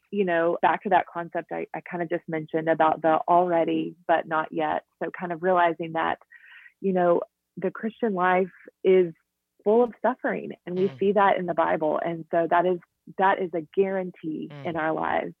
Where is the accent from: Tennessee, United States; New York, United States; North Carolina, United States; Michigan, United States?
Tennessee, United States; Jackson; moved away as an adult; also born or lived in Kanakuk, Missouri / Nashville, Tennessee; I'm originally from Jackson, Tennessee, which is about two hours from Nashville.